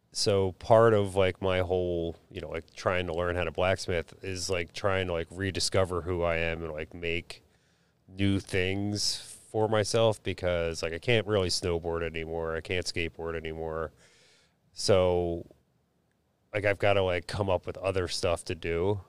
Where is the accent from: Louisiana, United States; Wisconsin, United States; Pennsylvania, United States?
Pennsylvania, United States; Philadelphia; I grew up in Huntington Park, Philadelphia